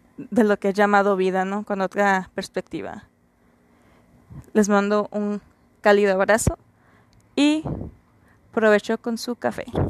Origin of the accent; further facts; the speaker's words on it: Mexicali, Baja California, Mexico; Soy de Mexicali, Baja California. Estoy en la frontera con los Estados Unidos